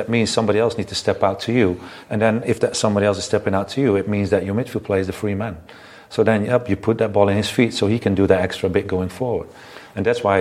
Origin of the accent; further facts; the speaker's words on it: Netherlands; moved away as an adult; growing up in Holland and in the system in Holland